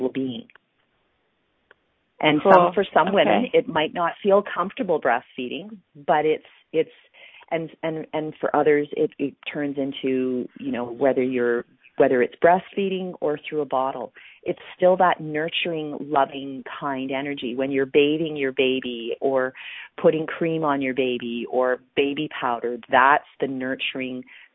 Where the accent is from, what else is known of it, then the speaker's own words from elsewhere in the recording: Canada; I'm from Canada